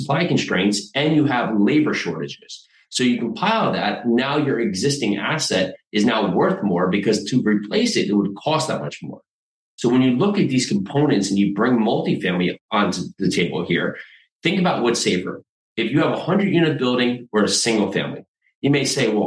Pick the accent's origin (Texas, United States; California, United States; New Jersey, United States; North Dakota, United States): New Jersey, United States; moved away as an adult; also born or lived in New York City; now in Tennessee, United States; So I'm in Tennessee now. I grew up in New Jersey.